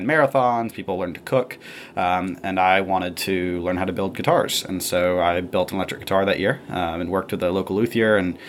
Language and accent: English; Columbus, Georgia, United States; Yeah, so I'm from a town in kind of southwest Georgia called Columbus. It's right on the border with Alabama, about 5 minutes from the Phoenix City, Alabama.